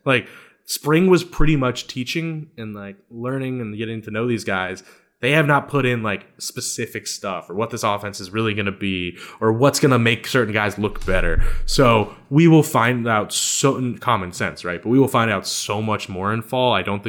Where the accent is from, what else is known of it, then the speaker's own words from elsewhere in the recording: Louisiana, United States; But 99% of the time, I'm Cajun.